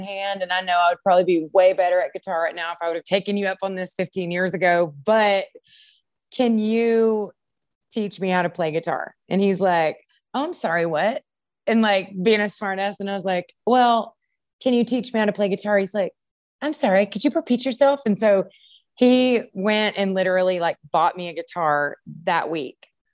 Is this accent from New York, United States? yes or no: no; Longview, Texas, United States; I grew up in Longview